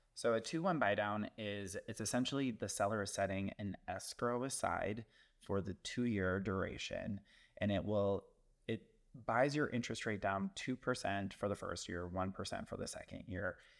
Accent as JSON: {"language": "English", "area": "the area Jeffrey Dahmer is from", "region": "Midwest", "country": "United States", "tie": "born or raised there", "lives_now": "Chicago, United States", "said": "Jeffrey his Dahmer is from my hometown, so I'm like, well, not my hometown, but like my area."}